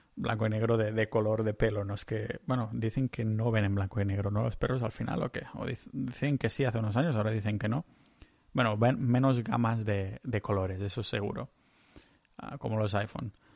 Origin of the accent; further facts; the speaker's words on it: Catalonia, Spain; soy catalán